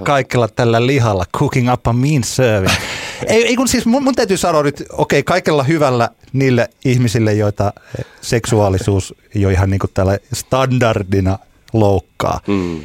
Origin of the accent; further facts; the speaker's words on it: Ylöjärvi, Pirkanmaa, Finland; niin kuin meillä päin Ylöjärvellä aina sanotaan